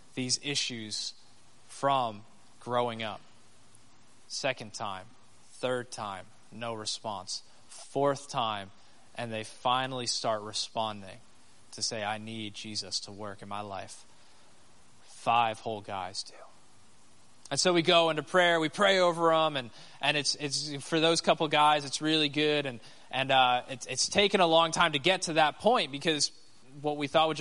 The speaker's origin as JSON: {"language": "English", "country": "United States", "said": "As the American"}